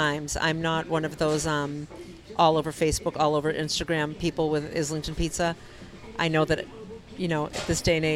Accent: Dedham, Massachusetts, United States; now in Norwood, United States; I grew up in Denham

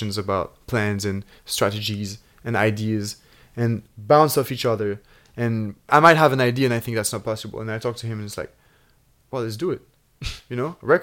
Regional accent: Switzerland; moved away as an adult; now in London, United Kingdom; we're two guys from Switzerland

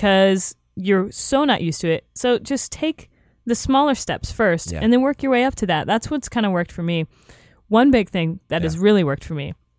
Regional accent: Florida, United States; now in Los Angeles, United States; I'm from Florida.

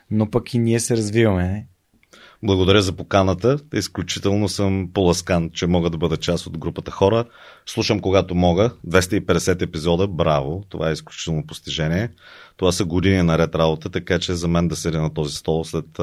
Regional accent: Haskovo, Haskovo Province, Bulgaria; А, да, родом съм от Хасково, израснах там, играех баскетбол

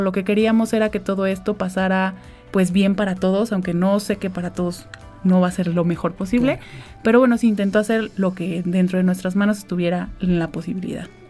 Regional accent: Xalapa, Veracruz, Mexico; also born or lived in Tamiahua, Veracruz; desde muy pequeña vivo en la ciudad de Jalapa. Yo desde los dos años que estoy acá

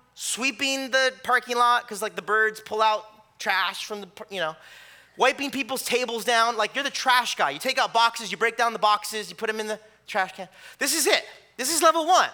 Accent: California, United States; moved away; I'm from California

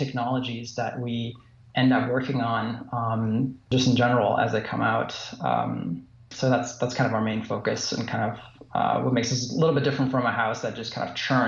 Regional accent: Germany; also born or lived in Fort Lauderdale / San Francisco / Los Angeles; now in West Liberty, United States; Where I grew up in Germany, it was actually a small place, you know, surrounded by cornfields.

